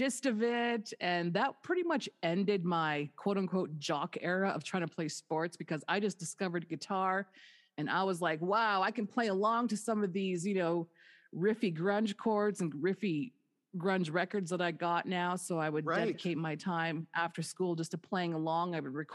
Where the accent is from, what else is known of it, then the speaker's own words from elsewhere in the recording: Winnipeg, Manitoba, Canada; moved away as an adult; also born or lived in Dauphin, Manitoba; now in Las Vegas, United States; I'm from the North End